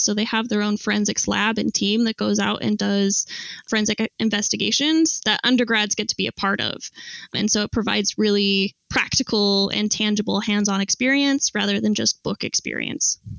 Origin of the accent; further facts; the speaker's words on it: Salt Lake City, Utah, United States; I grew up in Salt Lake City, Utah